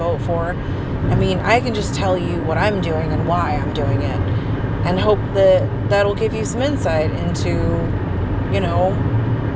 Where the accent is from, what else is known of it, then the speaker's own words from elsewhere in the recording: Texas, United States; also born or lived in Port Isabel, Texas / Lockhart, Texas / Houston, Texas / Austin, Texas; I grew up in Texas, and I've lived here my whole life